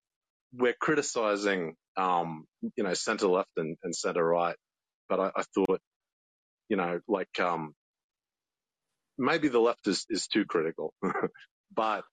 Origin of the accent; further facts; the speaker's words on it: Australia; I'm Australian